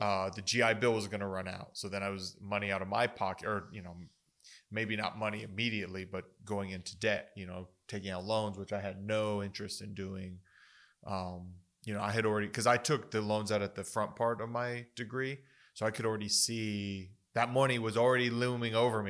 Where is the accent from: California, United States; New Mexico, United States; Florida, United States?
New Mexico, United States; Las Cruces; I, I grew up in Las Cruces